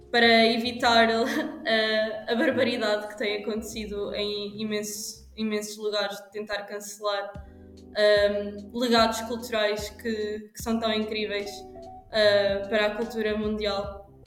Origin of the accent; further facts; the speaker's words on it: Portugal; accent: European Portuguese; com o meu português de Portugal